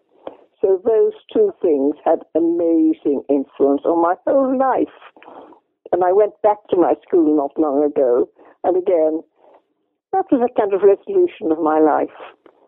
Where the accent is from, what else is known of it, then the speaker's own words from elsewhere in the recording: Derry, Northern Ireland, United Kingdom; moved away; also born or lived in England / Donegal; growing up in Derry, the heart of the Troubles